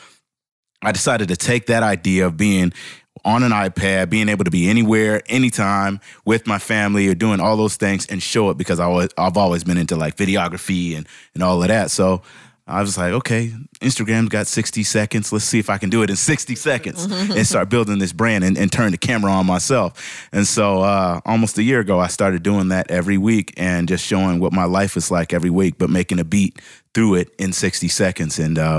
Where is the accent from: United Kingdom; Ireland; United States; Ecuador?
United States; Seattle, Washington; now in Atlanta, United States